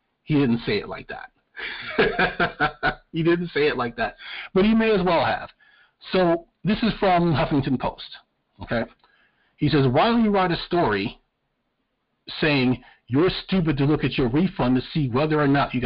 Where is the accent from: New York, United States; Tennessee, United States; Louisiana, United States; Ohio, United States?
New York, United States; now in North Carolina, United States; I'm from New York